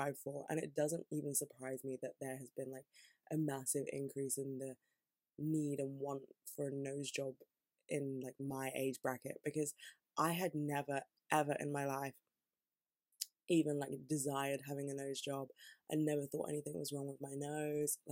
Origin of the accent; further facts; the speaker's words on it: United Kingdom; being here and being born here and being British